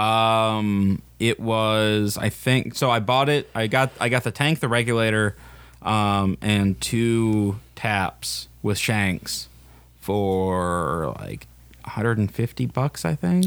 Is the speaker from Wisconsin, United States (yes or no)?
yes; Wisconsin, United States